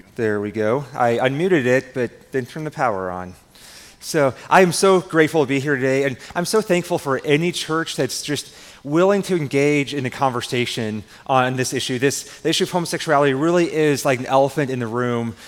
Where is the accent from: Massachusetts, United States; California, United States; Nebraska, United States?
Nebraska, United States; I'm from Nebraska. I grew up on a farm. And growing up on a farm here in Nebraska